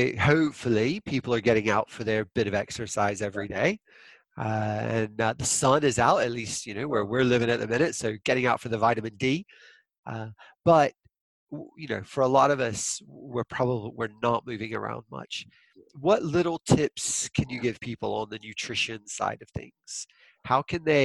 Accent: United States; I'm American

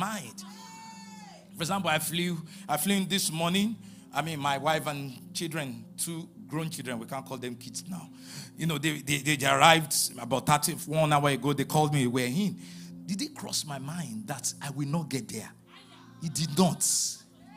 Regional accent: Ibadan, Oyo, Nigeria; moved away; I was born in Ibadan, raised in Ibadan, Ibadan bred

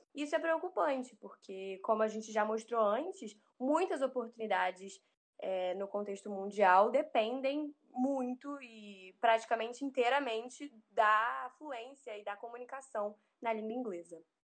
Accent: Brazil; nós brasileiros é, podemos eventualmente falar o inglês como segunda língua

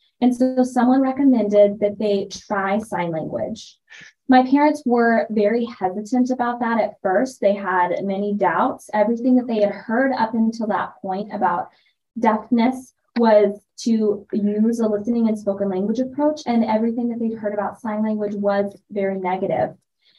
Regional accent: Gooding, Idaho, United States; And really, I grew up in Gooding, Idaho. So when it's such a small town, even by Idaho standards, my parents made that sacrifice for me and for my brother to have that access.

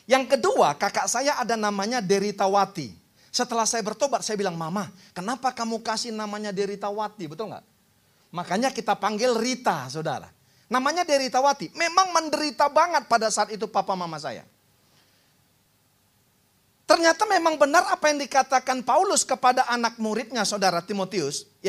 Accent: North Sumatra, Indonesia; Karena kami orang Batak saudara namanya perlindungan saudara.

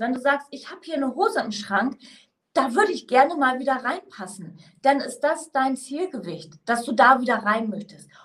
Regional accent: Northern Germany, Germany; now in Mainz, Germany; ich bin ursprünglich aus dem Norden

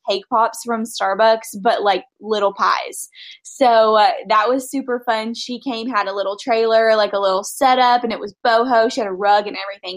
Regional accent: Nashville, Tennessee, United States; I'm from Nashville

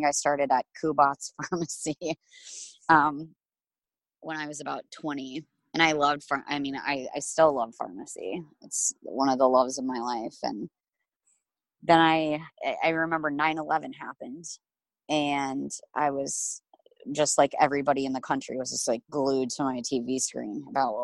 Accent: Omaha, Nebraska, United States; I grew up in Omaha, Nebraska.

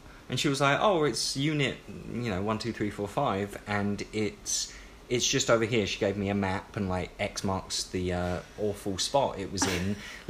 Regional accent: London, United Kingdom; accent: British; moved away as an adult; now in United States; I'm English or from London specifically.

